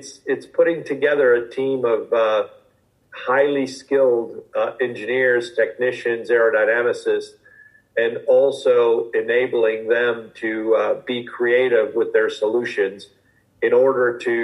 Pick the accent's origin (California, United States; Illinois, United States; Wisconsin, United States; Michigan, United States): Michigan, United States; Detroit; moved away as an adult; now in Silverstone, United Kingdom; I grew up in the Detroit metro area